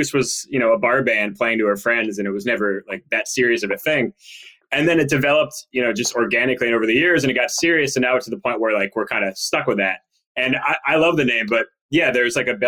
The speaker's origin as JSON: {"language": "English", "area": "outside of Boston", "region": "Massachusetts", "country": "United States", "tie": "born or raised there", "said": "growing up outside of Boston"}